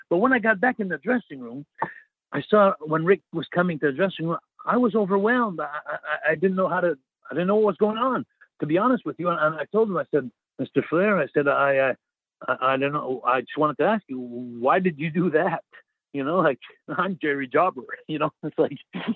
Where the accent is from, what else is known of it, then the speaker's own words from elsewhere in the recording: Montreal, Quebec, Canada; I'm from Montreal